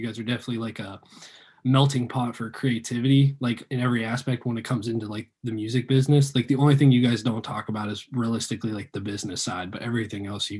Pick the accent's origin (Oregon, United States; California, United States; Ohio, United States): Ohio, United States; I'm from Ohio as well.